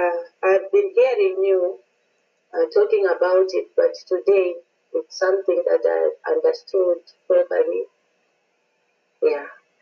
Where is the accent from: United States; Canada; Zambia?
Zambia; now in South Africa; from South Africa. I'm calling from South Africa, and I'm originally a Zambian.